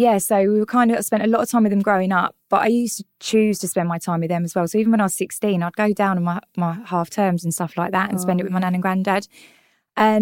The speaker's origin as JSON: {"language": "English", "region": "London", "country": "United Kingdom", "tie": "born or raised there", "also_born_or_lived": "Tottenham", "accent": "North London", "said": "I was born and brought up in North London, hence the stunning accent, which I'm very, very proud of."}